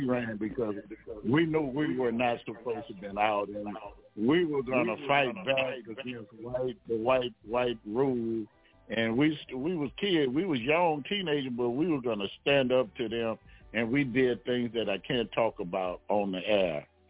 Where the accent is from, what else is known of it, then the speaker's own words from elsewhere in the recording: Brooklyn, New York, United States; now in Baton Rouge, United States; I came home with my brother, and I came from New York, Brooklyn, matter of fact. We came to Baton Rouge